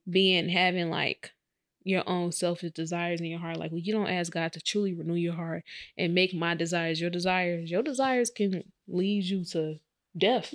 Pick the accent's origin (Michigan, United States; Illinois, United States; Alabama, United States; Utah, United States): Illinois, United States; Chicago; I was in from Chicago in the hood